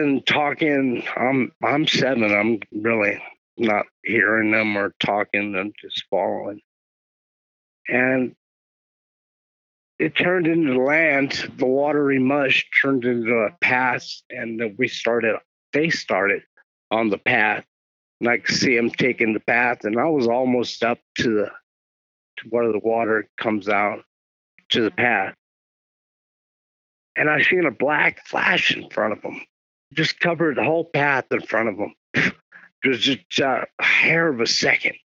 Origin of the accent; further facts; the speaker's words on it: Los Angeles, California, United States; I was born and raised in South L.A., in Carson, Long Beach, Wilmington, San Pedro, Compton area.